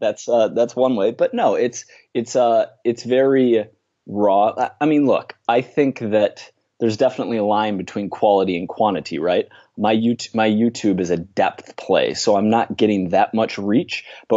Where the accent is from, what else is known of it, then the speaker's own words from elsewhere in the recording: Minnesota, United States; now in New York City, United States; I live in New York City. I grew up in Minnesota, in the Midwest of the USA here